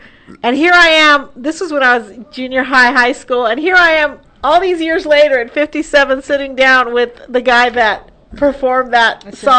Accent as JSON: {"language": "English", "town": "El Paso", "region": "Texas", "country": "United States", "tie": "born or raised there", "said": "growing up in El Paso, which is predominantly Hispanic on the border of Juarez and Mexico, big, of course, influx, large Latino community there"}